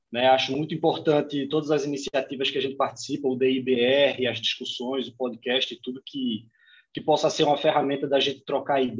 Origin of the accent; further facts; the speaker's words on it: Recife, Pernambuco, Brazil; also born or lived in Curitiba / São Paulo / Belo Horizonte / Joinville; now in Palhoça, Brazil; Eu sou de Pernambuco, natural de Recife, né? Mas é, mais nômade do que recifense, né? Eu já morei em sete cidades do Brasil